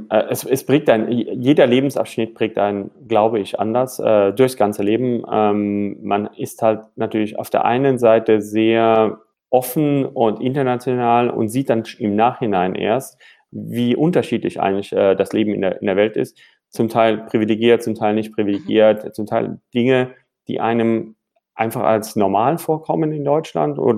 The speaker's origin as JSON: {"language": "German", "town": "Caracas", "region": "Capital District", "country": "Venezuela", "tie": "born or raised there", "also_born_or_lived": "United States / Mannheim", "moved": "yes", "lives_now": "Frankfurt, Germany", "said": "bin gebürtiger Frankfurter, wohne auch wieder in Frankfurt, ein bisschen eine Reise gemacht, bin in Caracas groß geworden in Südamerika, danach nach USA, danach nach Mannheim"}